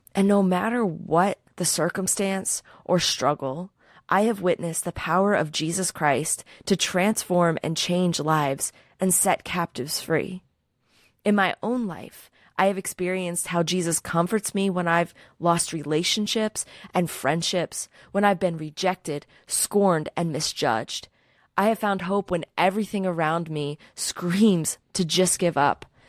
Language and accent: English; Philadelphia, Pennsylvania, United States; I'm from Philadelphia